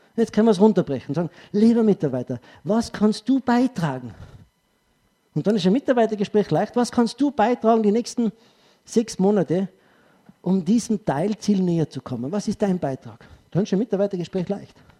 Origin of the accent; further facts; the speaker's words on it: Tyrol, Austria; Als Tiroler